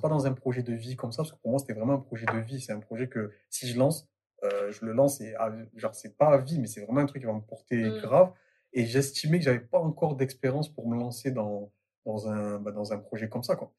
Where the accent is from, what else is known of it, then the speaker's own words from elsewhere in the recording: Marseille, Provence-Alpes-Côte d'Azur, France; moved away; je suis de Marseille de base